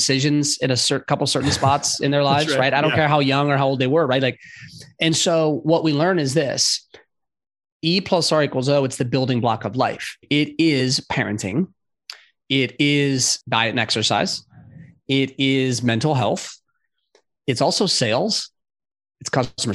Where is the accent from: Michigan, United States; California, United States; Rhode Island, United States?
California, United States; San Diego and LA, Southern; also born or lived in Los Angeles; now in Charlotte, United States; I grew up in Southern California, San Diego